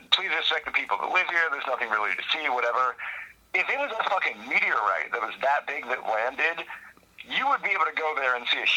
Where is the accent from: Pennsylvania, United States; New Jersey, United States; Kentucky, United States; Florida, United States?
Pennsylvania, United States; Western; accent: Western PA; That's like my Western PA accent